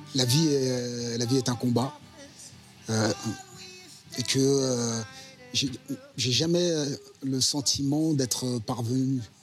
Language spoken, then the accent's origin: French; Orly, Île-de-France, France; Moi, je suis d'Orly à la base